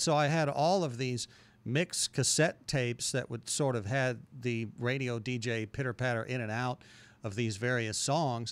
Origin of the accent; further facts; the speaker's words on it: Carbondale, Illinois, United States; moved away as an adult; also born or lived in Du Quoin, Illinois; now in Murfreesboro, United States; moved to Carbondale in the second grade, and went to Carbondale school second grade through high school.